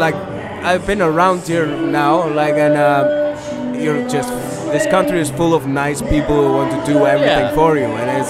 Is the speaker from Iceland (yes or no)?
yes; Reykjavik, Capital Region, Iceland; I grew up in Reykjavik.